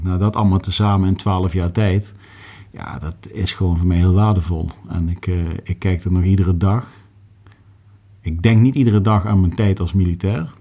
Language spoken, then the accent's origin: Dutch; Groesbeek, Gelderland, Netherlands; moved away as an adult; also born or lived in Nijmegen / Milsbeek / Limburg; now in Haarlem, Netherlands; ik ben geboren in Nijmegen. Ik heb daarna tot mijn dertigste in Groesbeek gewoond